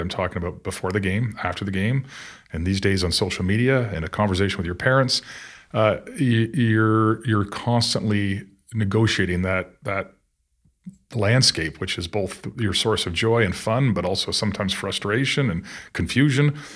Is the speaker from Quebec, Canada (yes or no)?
no; Newmarket, Ontario, Canada; growing up and playing hockey in Newmarket then was a very small town